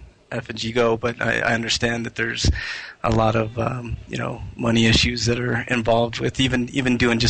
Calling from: Denver, Colorado, United States; Hey, Bobby … from Denver, Colorado.

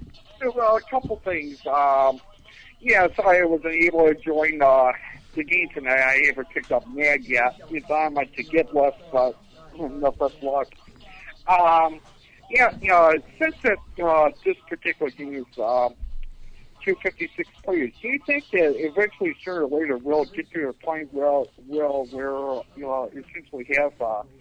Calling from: Buffalo, New York, United States; Hi, this is Spazinator from Buffalo, New York.

